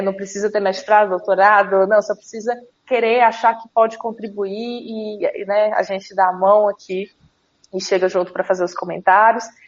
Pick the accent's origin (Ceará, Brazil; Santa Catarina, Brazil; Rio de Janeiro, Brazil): Ceará, Brazil; Fortaleza; sou de Fortaleza